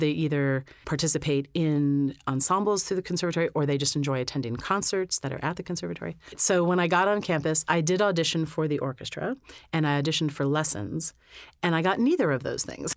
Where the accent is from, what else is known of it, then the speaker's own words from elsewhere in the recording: Lewisburg, Pennsylvania, United States; I was born in Lewisburg, Pennsylvania, which is smack dab in the middle of the state, an hour north of Harrisburg